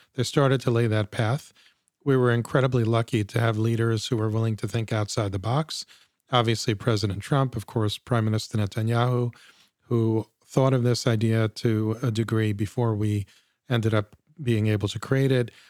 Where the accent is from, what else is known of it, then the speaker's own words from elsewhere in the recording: United States; as an American Jew